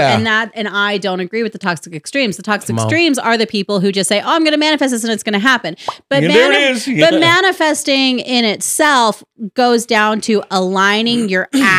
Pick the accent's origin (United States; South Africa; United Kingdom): United States; the South; I'm not religious per se. I like to say that I'm spiritual. That's more so because I grew up in the Bible Belt.